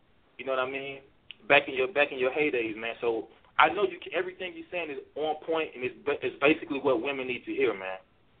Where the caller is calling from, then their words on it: Louisville, Kentucky, United States; I'm calling from Louisville, Kentucky